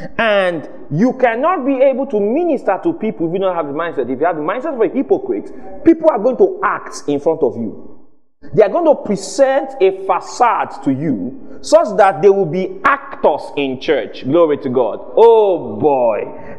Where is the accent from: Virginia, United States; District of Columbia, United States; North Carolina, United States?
District of Columbia, United States; Washington; I'm from, you know, I'm from Washington, D.C. You know, I'm Jesus of Washington, D.C.